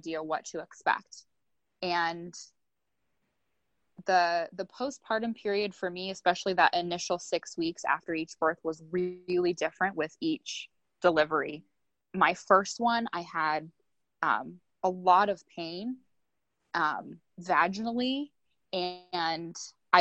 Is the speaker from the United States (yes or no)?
yes; United States; growing up in the United States